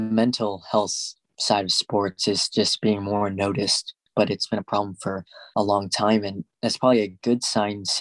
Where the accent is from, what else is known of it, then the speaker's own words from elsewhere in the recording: Arvada, Colorado, United States; I decided to move back to my hometown in Arvada